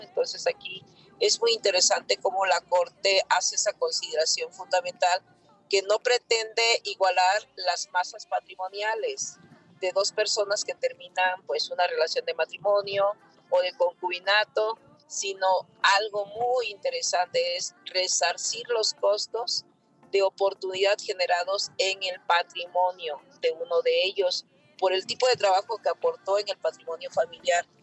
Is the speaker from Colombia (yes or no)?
no; Mexico; nosotros como mexicanas y mexicanos